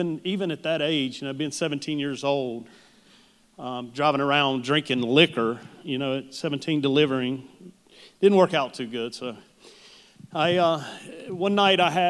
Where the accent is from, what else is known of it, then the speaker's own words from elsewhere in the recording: Charlotte, North Carolina, United States; also born or lived in Huntersville; I was born and raised here in Charlotte